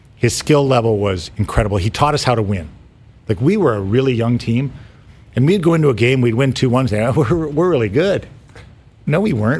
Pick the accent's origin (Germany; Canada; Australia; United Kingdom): Canada; Mississauga, Ontario; I grew up in Mississauga